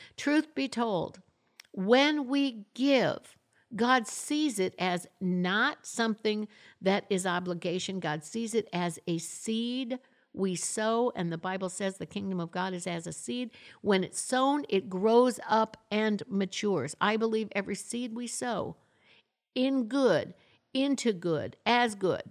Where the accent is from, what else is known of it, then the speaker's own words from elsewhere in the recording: Florida, United States; also born or lived in Michigan; now in Tulsa, United States; I'm, I'm originally from Michigan. I grew up in Florida